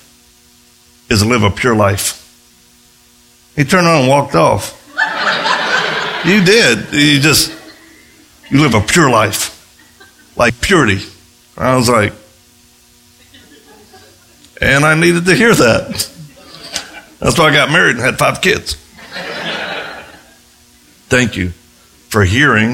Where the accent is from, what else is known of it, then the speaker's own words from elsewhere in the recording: Louisiana, United States; I'm from Louisiana